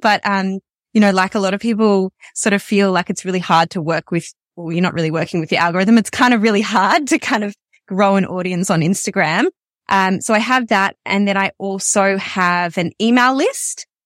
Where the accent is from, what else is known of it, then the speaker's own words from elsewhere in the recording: Melbourne, Victoria, Australia; I'm from Melbourne and I, I work exclusively online